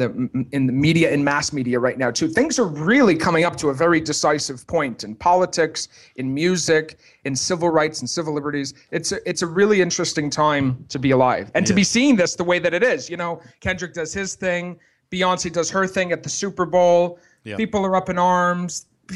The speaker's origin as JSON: {"language": "English", "town": "Montreal", "region": "Quebec", "country": "Canada", "said": "It's because we're both from Montreal."}